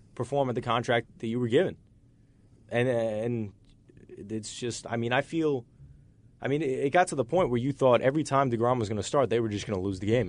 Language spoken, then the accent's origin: English; New York, United States; I'm a New Yorker.